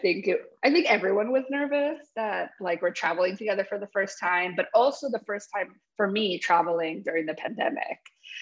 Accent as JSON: {"language": "English", "town": "Bridgewater", "region": "New Jersey", "country": "United States", "tie": "born or raised there", "also_born_or_lived": "Pennsylvania", "moved": "as an adult", "lives_now": "Wellington, United States", "said": "I'm from Bridgewater, New Jersey. That's where I grew up. My family's from Paraguay, currently in Wellington, Florida. We just moved here in December."}